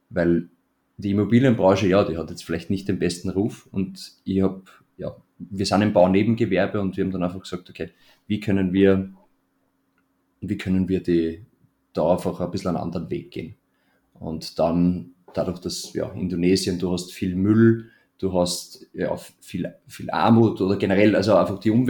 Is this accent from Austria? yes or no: yes; Melk, Lower Austria, Austria; Dieses Haus soll in Melk, in meiner Heimatstadt, auf das, auf das Areal kommen, wo jetzt gerade unsere alte Tischlerei noch steht.